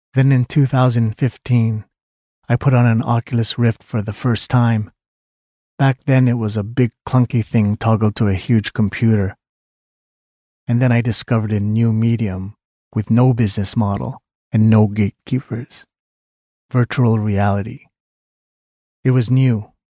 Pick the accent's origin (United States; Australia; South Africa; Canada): Canada; I was born in Canada to Filipino parents